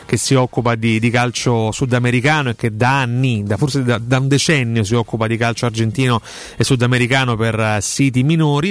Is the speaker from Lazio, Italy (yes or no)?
yes; Rome, Lazio, Italy; noi parliamo da romani